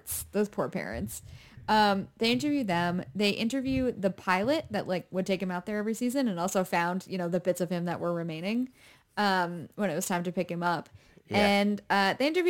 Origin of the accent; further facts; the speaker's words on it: New Hampshire, United States; I grew up in New Hampshire